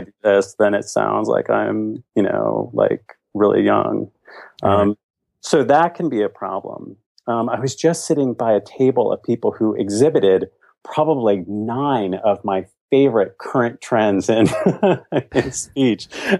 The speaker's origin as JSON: {"language": "English", "region": "Virginia", "country": "United States", "said": "No, I'm from Virginia."}